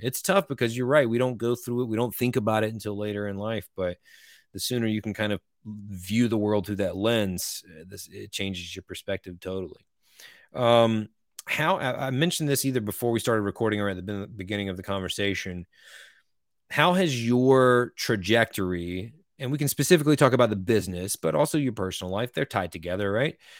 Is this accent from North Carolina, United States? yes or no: yes; Eastern North Carolina, United States